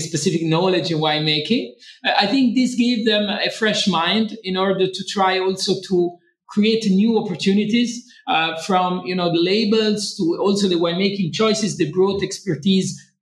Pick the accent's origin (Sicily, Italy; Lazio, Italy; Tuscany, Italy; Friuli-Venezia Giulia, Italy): Lazio, Italy; Rome; I was born in Rome indeed, and I grew up in Rome mostly of my young days